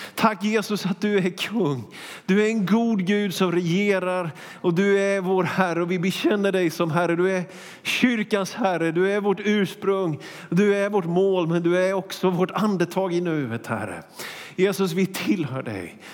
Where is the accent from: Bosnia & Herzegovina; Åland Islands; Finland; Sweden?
Sweden; Småland; now in Västerås, Sweden; jag är ju smålänning